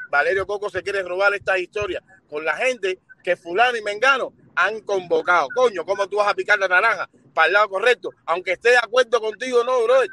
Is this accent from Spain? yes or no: no; Cuba; Porque somos cubanos y lo que parecemos son eh, eh, chumas de esquina.